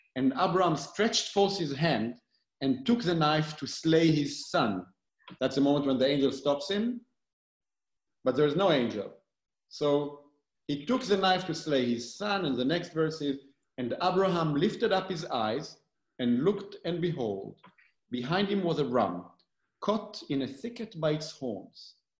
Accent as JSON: {"language": "English", "area": "Galilee", "region": "Northern District", "country": "Israel", "tie": "born or raised there", "also_born_or_lived": "Tel Aviv / New Haven / Berlin / Heidelberg", "moved": "as an adult", "lives_now": "New York City, United States", "said": "I born and raised in Israel. I, uh, um, I grew up in the Galilee, in a very small place on a mountain in the Galilee"}